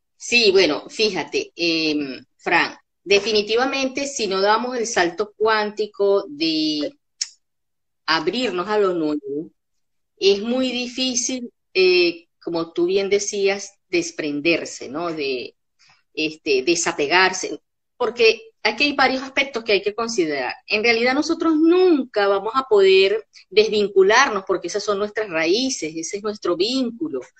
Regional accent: Caracas, Capital District, Venezuela; moved away as an adult; also born or lived in Capacho, Táchira, Venezuela; now in Buenos Aires, Argentina; yo nací en las tierras andinas de Venezuela, en un pueblito muy cerquita de San Cristóbal que se llama Capacho. Pero en realidad desde muy chica, eh, bueno, mi familia, mis padres se fueron para Caracas y ahí crecí

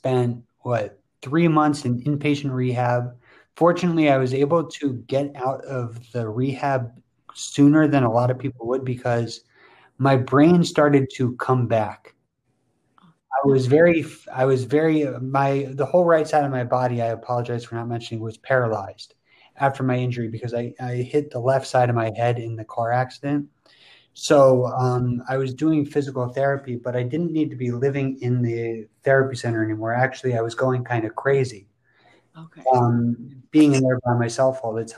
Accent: Princeton Junction, New Jersey, United States; I'm from Princeton Junction, New Jersey, near Mattie

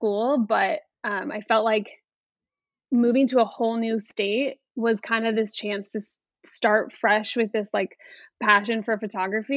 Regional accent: Midwest, United States; now in Naples, United States; I currently live in Naples, Florida, but I am from the Midwest

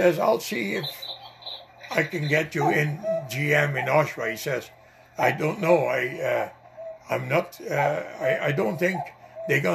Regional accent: Netherlands; accent: Dutch; English is a second language; now in Canada; my Dutch accent

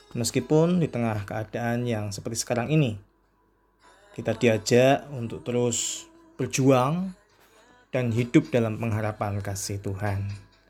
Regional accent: Indonesia; saya berasal dari Indonesia.

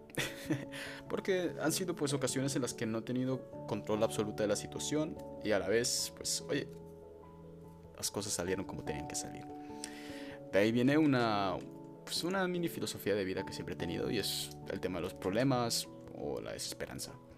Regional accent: El Fraile, Canary Islands, Spain; born or raised there; also born or lived in Freiburg, Baden-Württemberg, Germany

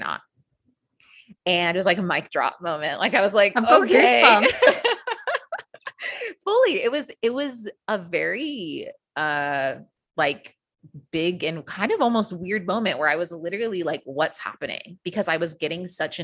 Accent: United States; moved away as an adult; now in Australia; So I am originally from the US. You can probably tell from my accent.

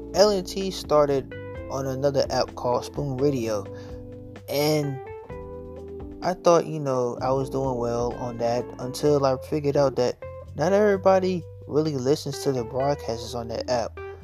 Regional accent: Norfolk, Virginia, United States; also born or lived in Chesapeake, Virginia; I was born and raised in Virginia, specifically Norfolk.

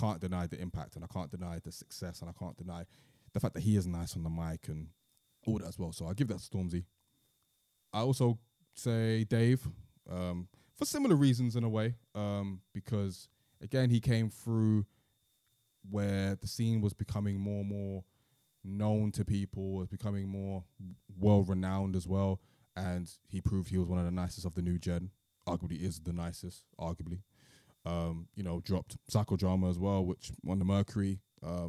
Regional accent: London, United Kingdom; growing up in Peckham, going to school in Peckham

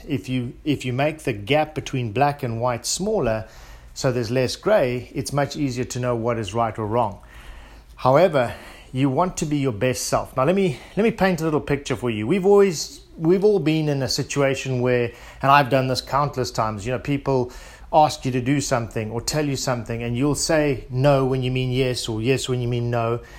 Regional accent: South Africa; being South African

